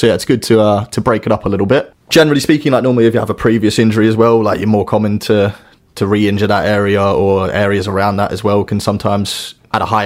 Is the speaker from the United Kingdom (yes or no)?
no; Australia; moved away as an adult; I grew up in Australia originally, moved over here about 10 years ago now